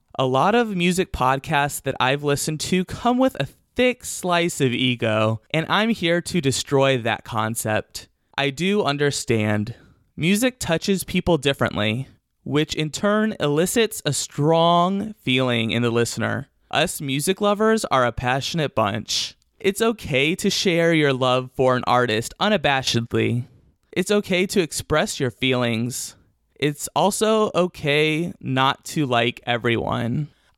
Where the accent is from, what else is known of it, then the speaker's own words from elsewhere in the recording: Elkhart, Indiana, United States; born there; also born or lived in Yorktown, Virginia / Newport News, Virginia / Bloomington, Indiana / New York City; I was born in Elkhart, Indiana. That's a small town outside of Chicago, just over the Indiana state line.